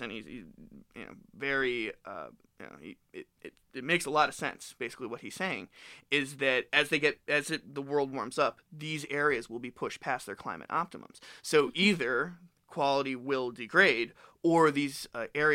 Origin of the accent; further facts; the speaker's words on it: South Florida, United States; now in Michigan, United States; I'm from South Florida as a native